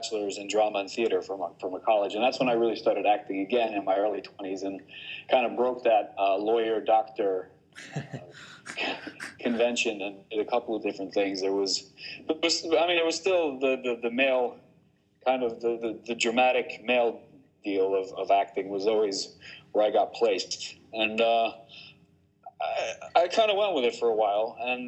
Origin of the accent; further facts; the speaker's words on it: Bergen, Vestland, Norway; also born or lived in New Jersey, United States; So I lived and grew up mainly in Western Norway and in Bergen.